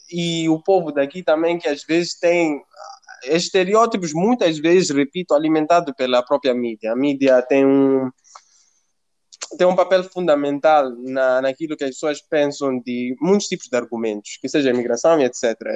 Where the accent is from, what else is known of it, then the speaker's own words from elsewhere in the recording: Mozambique; now in Italy; sou, sou de Moçambique, sou africano. E é uma coisa que eu tento, por exemplo, implementar mesmo em Itália.